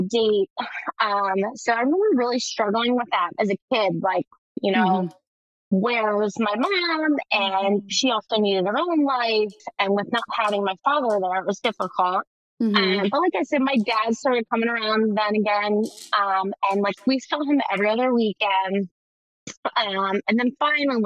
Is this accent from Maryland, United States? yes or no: yes; Baltimore, Maryland, United States; I was actually born and raised in Baltimore, Maryland